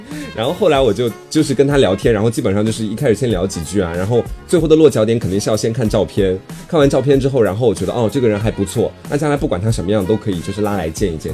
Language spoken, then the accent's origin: Chinese; Anhui, China; now in Hangzhou, China; 我安徽那边蛮蛮骚的